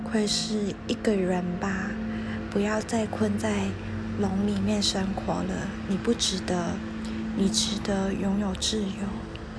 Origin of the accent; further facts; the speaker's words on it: Hong Kong; 因为我是香港人，所以我有在香港养过龙猫